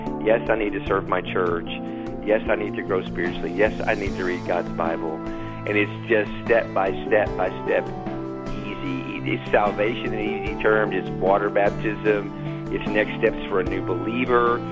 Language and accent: English; Longview, Texas, United States; I was actually running a nightclub in my hometown of Longview, Texas here